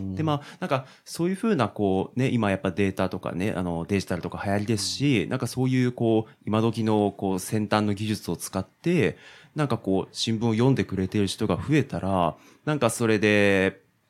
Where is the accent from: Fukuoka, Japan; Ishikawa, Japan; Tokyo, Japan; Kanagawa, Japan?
Tokyo, Japan; Fuchu; 自分を育ててくれたこの府中